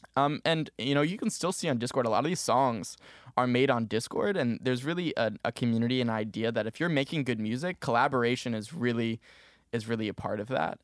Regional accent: Maplewood, New Jersey, United States; moved away as an adult; now in Syracuse, United States; I'm originally from Maplewood, New Jersey, um, but up in Syracuse, New York, going to school here

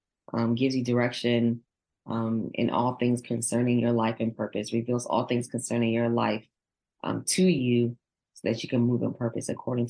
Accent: Nigeria; I'm Nigerian, so I always think of my African-American as my brothers and sisters.

